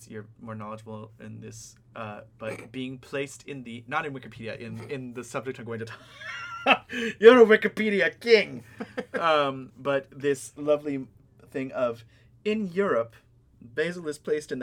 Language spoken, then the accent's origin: English; California, United States; the camphor trees that are dying in the California drought in my hometown.